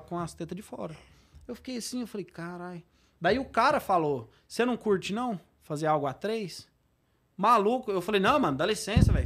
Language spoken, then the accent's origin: Portuguese; Goiás, Brazil; Eu sou de Goiás